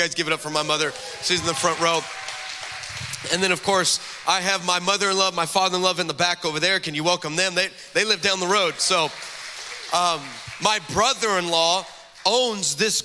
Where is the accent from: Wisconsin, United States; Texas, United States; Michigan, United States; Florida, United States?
Texas, United States; also born or lived in California; now in Dallas, United States; I grew up on the border of the United States and Mexico. I am from Texas.